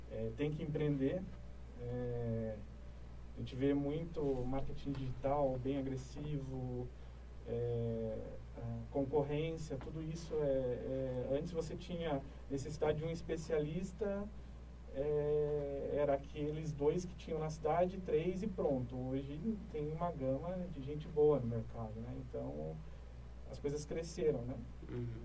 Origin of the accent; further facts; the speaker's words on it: São José dos Pinhais, Paraná, Brazil; born there; Eu sou nasci em São José dos Pinhais, no Paraná. É um dos polos, né, na, no, no ano de 2000, foi um dos polos da, da chegada das multinacionais.